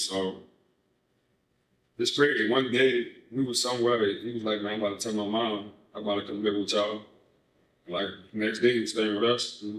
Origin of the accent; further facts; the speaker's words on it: New Orleans, Louisiana, United States; I grew up in the Fisher Project.